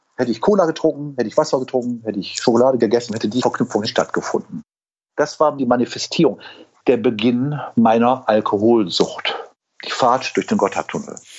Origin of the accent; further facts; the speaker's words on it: Wuppertal, North Rhine-Westphalia, Germany; accent: Hamburgisch und Rheinländisch; moved away; also born or lived in Hamburg; ich bin in Eberfeld geboren, bin aber am Dönberg mhm. groß geworden